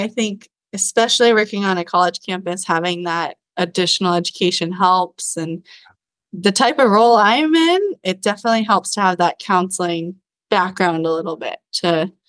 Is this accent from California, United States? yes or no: yes; Irvine, California, United States; I grew up in Irvine, so in Southern California.